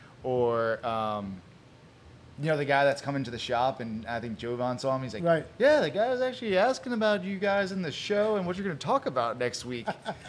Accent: Long Beach, New York, United States; moved away; The same thing used to happen up in Long Beach, where I grew up in New York.

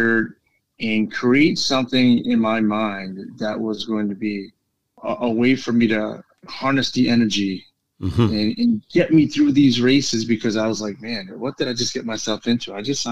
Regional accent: New York City, New York, United States; New York City is my favorite race. It's my hometown race

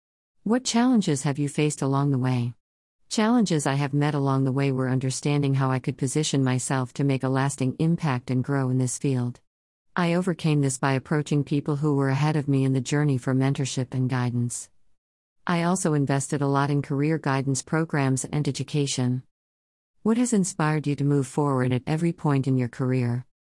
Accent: Cape Town, Western Cape, South Africa; I was born and raised in Khayelitsha, Cape Town, by a single mother of three girls who mostly sold second-hand clothes to raise us.

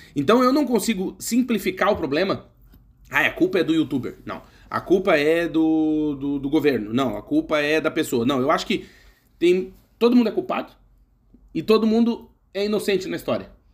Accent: Brazil; moved away as an adult; Porque nós somos brasileiros, eu morei 31 anos no Brasil, continuo sendo brasileiro

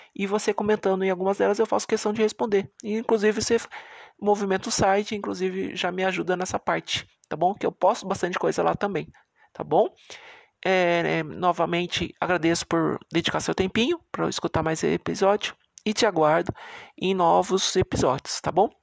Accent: Sorocaba, São Paulo, Brazil

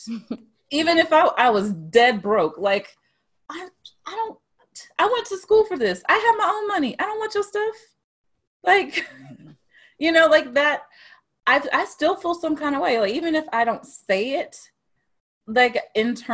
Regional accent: Dallas, high school in Mansfield, Northeast Texas, United States; I grew up in Texas. Northeast Texas, some people say Texas ain't the South, whatever. Northeast Texas, Dallas, close to Louisiana

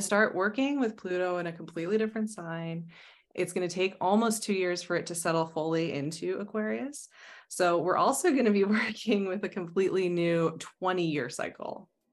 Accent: Arizona, United States; now in Stockholm, Sweden; I come from Arizona

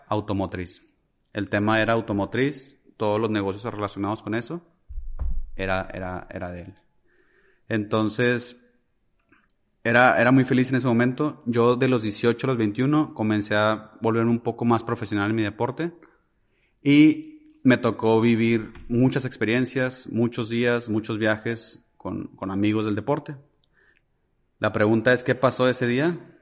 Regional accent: Ciudad Juárez, Chihuahua, Mexico; moved away as an adult; soy originario de Ciudad Juárez, Chihuahua. Eh, fui muy feliz en esa ciudad de los, pues desde que nací hasta mis 21 años.

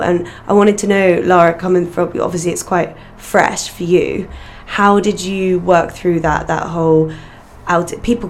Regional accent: Northern Ireland, United Kingdom; you wouldn't guess it because of our accent, but we're both from Northern Ireland

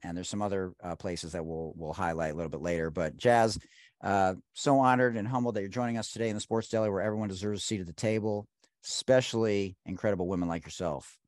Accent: Detroit, Michigan, United States; I'm from Detroit

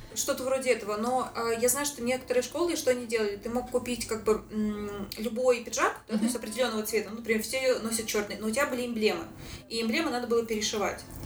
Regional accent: Saint Petersburg, Russia; moved away as an adult; now in Sydney, Australia; Я из Санкт-Петербурга, из России

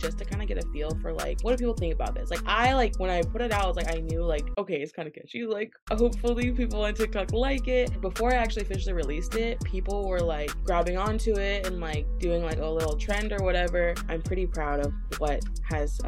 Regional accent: Washington, United States; I'm from Washington, the rainy state, and I actually grew up in a small town about like 2 hours north of Seattle

